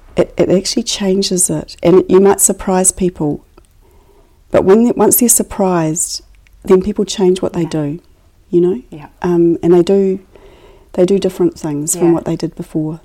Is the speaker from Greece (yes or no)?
no; Christchurch, Canterbury, New Zealand; raised in Christchurch and I grew up in Riccarton and um, near Dean's Bush